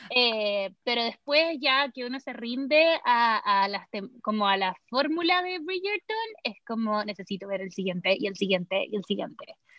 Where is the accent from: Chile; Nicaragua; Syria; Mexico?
Chile; now in Los Angeles, United States; también soy chilena, también vivo en Los Ángeles, California